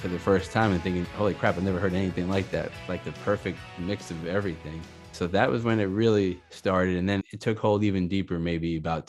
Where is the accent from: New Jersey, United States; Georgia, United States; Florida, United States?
Florida, United States; Miami; also born or lived in Long Island, New York; now in Orlando, United States; I grew up in Miami, but before we moved to Miami, we lived in Long Island.